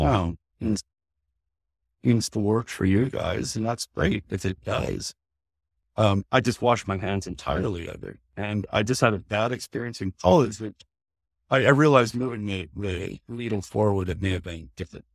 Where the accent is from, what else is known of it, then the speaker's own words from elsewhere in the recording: Canada; I'm a Canadian creator